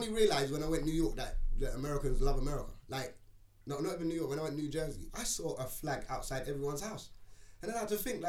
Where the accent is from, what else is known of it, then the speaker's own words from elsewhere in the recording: England, United Kingdom; also born or lived in Jamaica; I'm English.